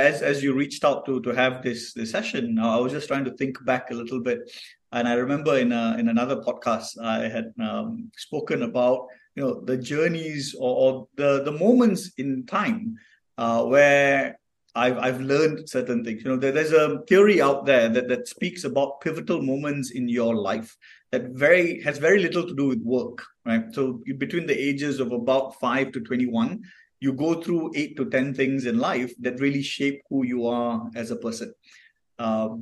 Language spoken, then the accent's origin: English; Kuantan, Pahang, Malaysia; So I'm from Kuantan. I'm from the east coast of Malaysia